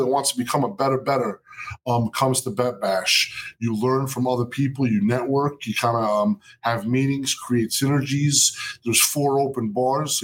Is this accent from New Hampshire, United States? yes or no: no; Jersey City, New Jersey, United States; Jersey City, New Jersey, my hometown. Where I was born and raised